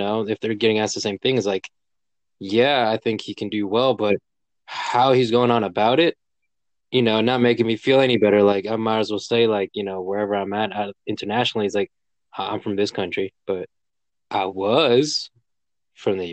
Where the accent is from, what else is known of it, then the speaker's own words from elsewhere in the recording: United States; also born or lived in Colombia; I'm also from the US